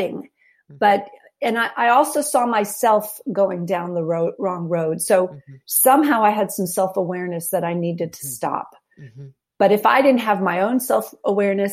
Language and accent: English; New York City, New York, United States; The Upper West Side of New York City